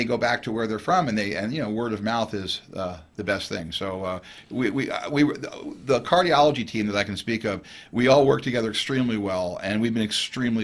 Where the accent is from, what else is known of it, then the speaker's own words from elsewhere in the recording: East Coast, United States; moved away as an adult; now in Four Corners region, United States; I'm originally from the East Coast.